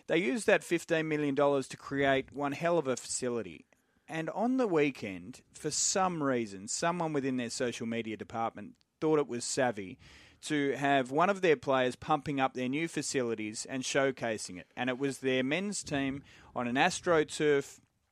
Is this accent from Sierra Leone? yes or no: no; Adelaide, South Australia, Australia; I was born in Adelaide.